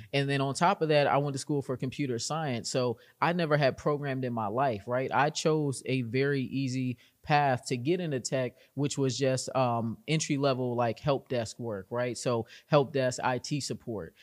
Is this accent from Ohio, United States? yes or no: no; Arlington, Virginia, United States; I'm from Arlington, Virginia, and I got into GovTech at a very young age